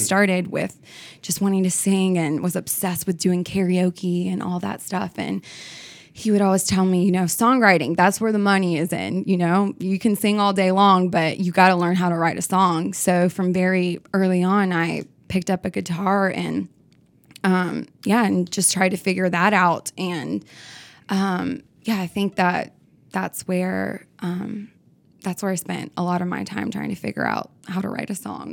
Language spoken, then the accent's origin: English; Nashville, Tennessee, United States; I grew up in Nashville